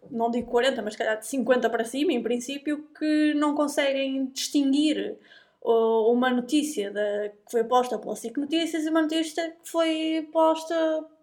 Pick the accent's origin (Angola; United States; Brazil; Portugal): Portugal; Porto, Norte; do Porto e aqui é que se fala bem